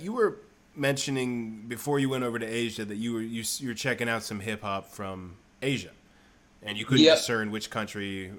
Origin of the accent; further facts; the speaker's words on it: Michigan, United States; I remember I went to middle school in Michigan. And I went to public school, and I remember, and I had lived in Taiwan before that, so I was like a kid who lived in Taiwan, and then I went to Michigan.